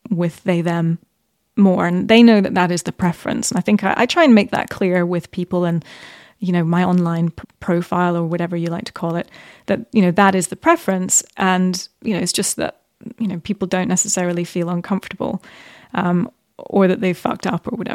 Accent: Middle East, Bahrain; also born or lived in Qatar / United Arab Emirates / Saudi Arabia; So I grew up in the Middle East, actually. Yeah.

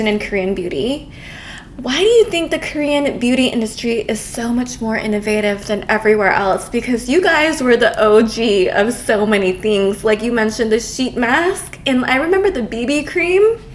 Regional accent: Bangkok, Thailand; I was born and raised in Bangkok

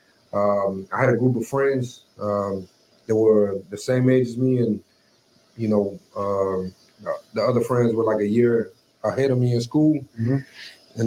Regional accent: Houston, Texas, United States; moved away as an adult; now in Rio Grande Valley, United States; I'm originally from Houston, born and raised there

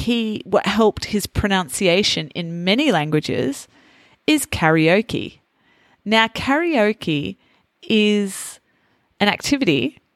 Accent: Australia; accent: Australian; Naturally, as an English teacher, I have toned down my Australian accent. And a lot of people that I meet actually say to me that they can't hear too much of the Australian accent.

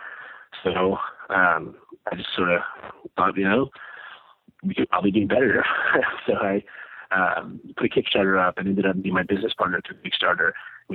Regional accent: Annapolis, Maryland, United States; Born and raised in Annapolis, Maryland, right near the Naval Academy.

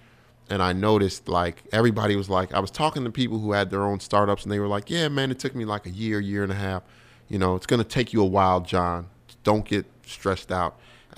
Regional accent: New York, United States; And me and my boy Marshall Brand are standing there like, we from New York.

